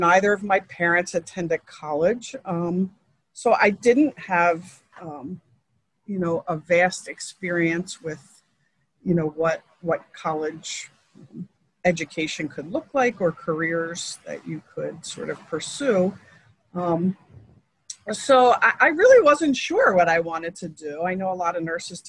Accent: Philadelphia, Pennsylvania, United States; born and raised in Philadelphia, grew up at a neighborhood called Harrogate

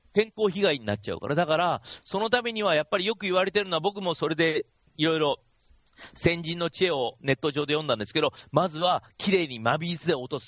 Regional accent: Kashiwa, Chiba, Japan; 僕の地元、僕、千葉の柏に住んですけど

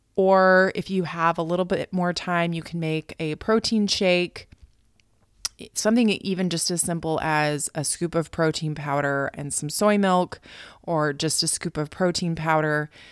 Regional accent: United States; moved away as an adult; also born or lived in Okinawa, Japan; now in Tokyo, Japan; I am American

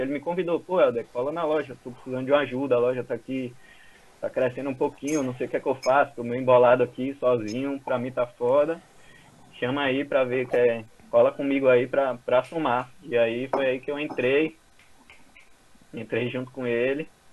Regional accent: Salvador, Bahia, Brazil; eu tenho 30 anos, né? Sou daqui de Salvador.

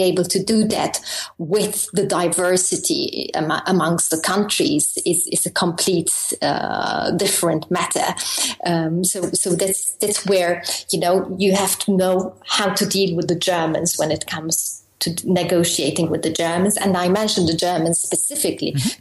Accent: Malta; moved away as an adult; now in Brussels, Belgium; I'm uh, actually from Malta. I'm um, Maltese

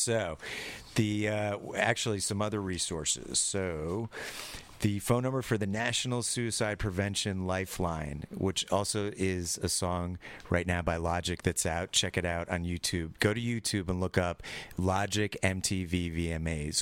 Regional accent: New York, United States; I'm from California, not New York

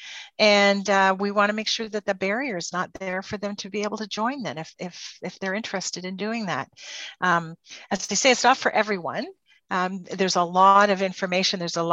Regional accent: Port Hope, Ontario, Canada; also born or lived in Peterborough; I grew up in Port Hope. This is my home community.

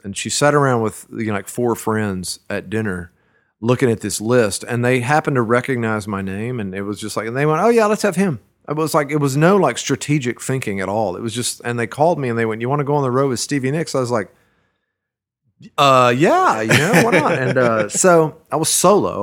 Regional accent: Brenham, Texas, United States; also born or lived in Dallas, Texas; now in Austin, United States; I was born in Burnham, Texas. It's a little town, uh, between Austin and Houston

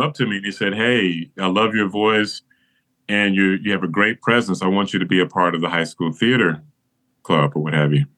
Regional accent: Flint, Michigan, United States; I grew up in Flint, Michigan

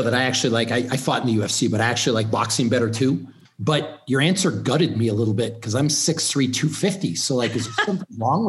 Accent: Canada; now in United States; I'm Canadian. Yeah. So I'm what I live in the States now

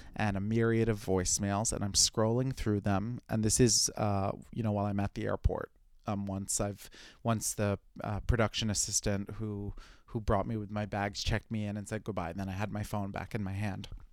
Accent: New York City, New York, United States; as a New Yorker, I'm a walker

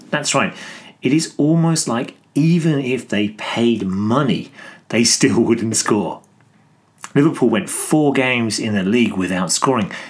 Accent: Greece; I'm from Greece.

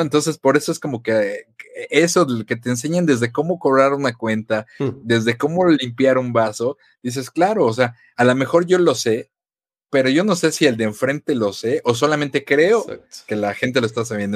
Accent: Mexico; como buen mexicano

